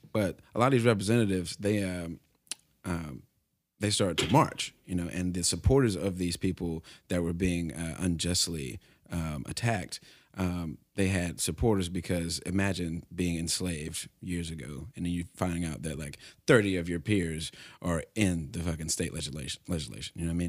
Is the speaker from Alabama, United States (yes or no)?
yes; Alabama, United States; I'm from Alabama